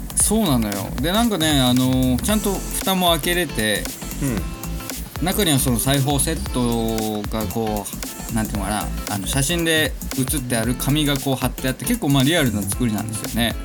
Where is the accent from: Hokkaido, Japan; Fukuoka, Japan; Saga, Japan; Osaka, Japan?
Hokkaido, Japan; Kitahiroshima; 僕の地元北広島で探してたんですけど